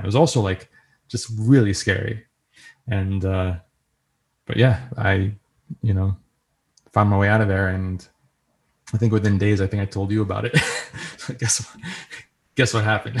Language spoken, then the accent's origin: English; New York, United States; accent: New York; my New York accent